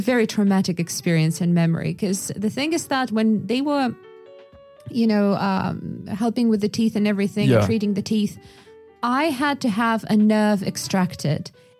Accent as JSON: {"language": "English", "area": "Yakutia", "region": "Sakha Republic", "country": "Russia", "tie": "born or raised there", "said": "So the thing is that I was growing up in Yakutia, which is, you know, a very remote place."}